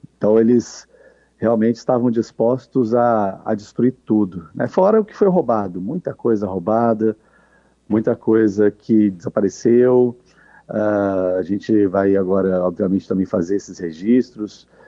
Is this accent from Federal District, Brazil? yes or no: yes; Brasília, Federal District, Brazil; Eu sou brasiliense, eu cresci aqui na Praça dos Três Poderes